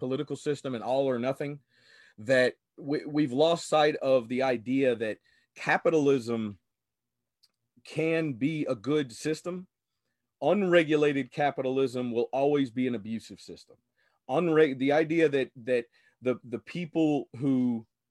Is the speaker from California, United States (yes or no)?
no; Louisiana, United States; growing up in Louisiana